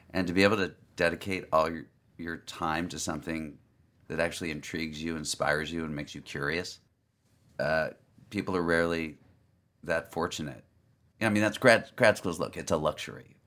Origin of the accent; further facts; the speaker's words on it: Los Angeles, California, United States; moved away as an adult; Los Angeles, but I moved away for 10 years